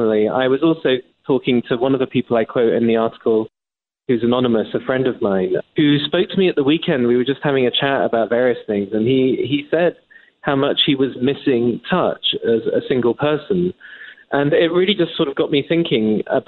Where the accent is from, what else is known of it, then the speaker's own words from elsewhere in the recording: England, United Kingdom; moved away as an adult; now in United States; As an Englishman